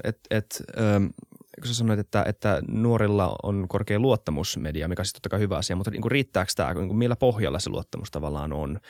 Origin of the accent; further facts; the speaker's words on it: Helsinki, Uusimaa, Finland; mä ollaan Helsingistä, mä oon tämmöisessä mm. niin kuin vähän Helsinki-kuplassa, mikä nyt onkaan, niin kuin täällä kasvanut